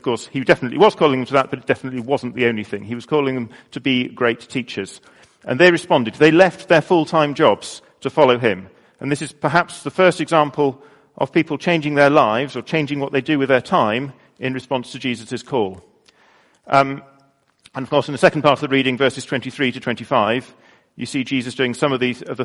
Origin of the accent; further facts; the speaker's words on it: United Kingdom; I'm British